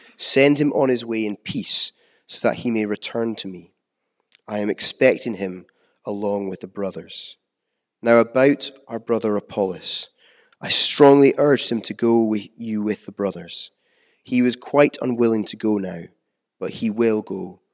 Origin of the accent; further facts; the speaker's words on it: United Kingdom; as a British people